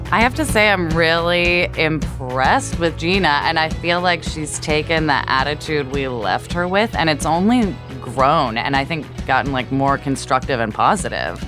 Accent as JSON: {"language": "English", "town": "Portland", "region": "Oregon", "country": "United States", "tie": "born or raised there", "moved": "yes", "said": "Portland, Oregon. Holla at my hometown."}